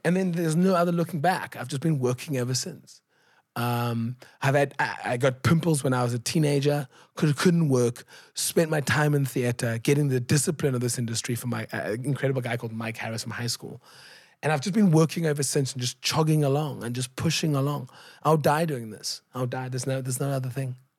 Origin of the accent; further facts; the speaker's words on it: Cape Town, Western Cape, South Africa; I grew up in Gugulethu